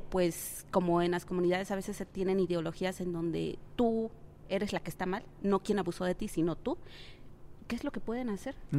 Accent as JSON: {"language": "Spanish", "country": "Mexico", "said": "mi propio país"}